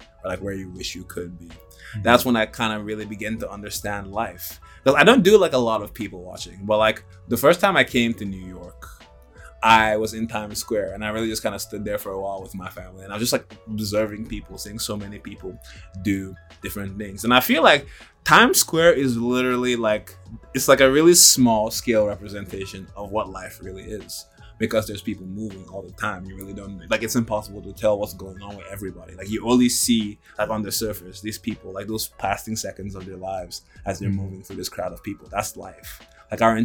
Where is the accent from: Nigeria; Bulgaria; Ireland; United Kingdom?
Nigeria; now in United States; Growing up in Nigeria, I saw, like, a lot of, like, difficulty. And coming to America, I've seen even more.